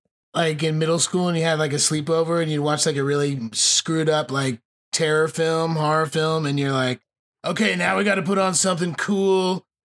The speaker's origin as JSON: {"language": "English", "region": "New Jersey", "country": "United States", "tie": "born or raised there", "said": "I grew up in New Jersey."}